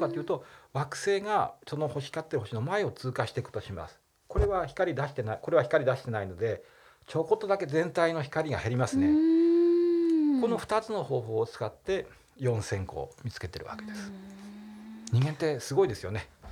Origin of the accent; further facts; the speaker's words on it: Nagano, Japan; 僕は長野県で生まれたので長野県人というでしょ